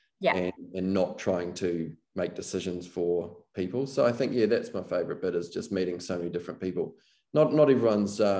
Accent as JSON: {"language": "English", "country": "New Zealand", "said": "being a New Zealander"}